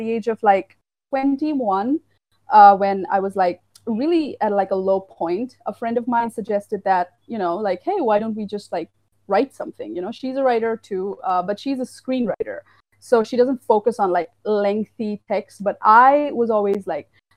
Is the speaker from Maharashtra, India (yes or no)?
no; Assam, India; I'm from India. I'm from the little state of Assam, which is in the northeastern